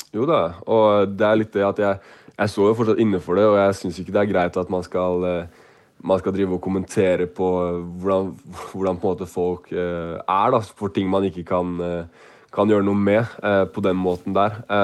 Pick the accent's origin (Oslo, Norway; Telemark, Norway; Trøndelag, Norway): Oslo, Norway; jeg er fra Oslo